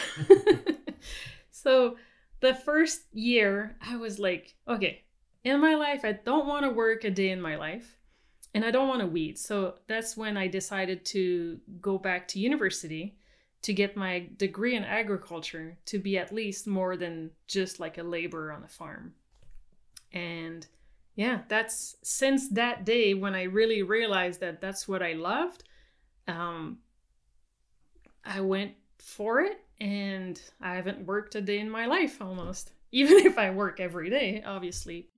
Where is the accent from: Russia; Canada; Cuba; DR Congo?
Canada; south of Montreal, Quebec; English is a second language; moved away as an adult; also born or lived in California; now in British Columbia, Canada; I was born in Quebec